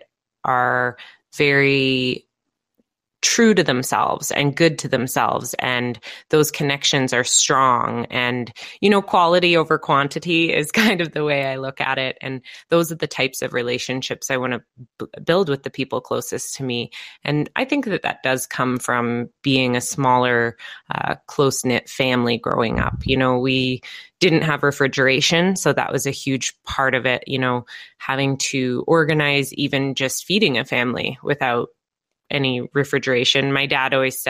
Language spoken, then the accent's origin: English; Lasqueti Island, British Columbia, Canada; moved away; I grew up on Laskiti Island. It's very off the grid, about maybe 300 people